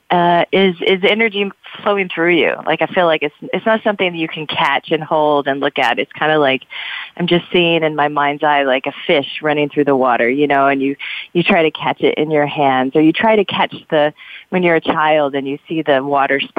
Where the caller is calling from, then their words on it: Emeryville, California, United States; I actually live in Oakland, California, but I have an office here